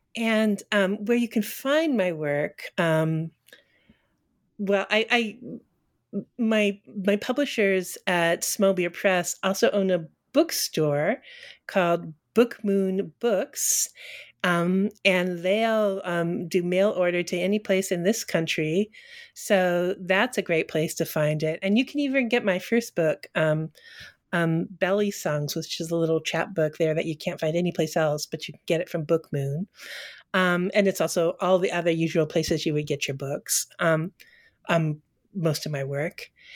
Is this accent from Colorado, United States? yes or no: yes; Colorado, United States; also born or lived in Texas; now in Northampton, Massachusetts, United States; I was born in Texas and grew up in Colorado, Colorado and then moved east and never moved back